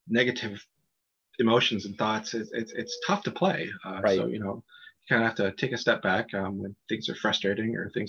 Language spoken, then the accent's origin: English; Erie, Pennsylvania, United States; Erie, Pennsylvania, kind of the county I'm near, my hometown